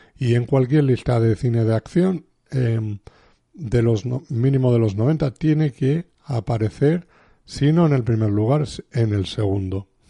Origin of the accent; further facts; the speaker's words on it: Spain; somos de aquí de España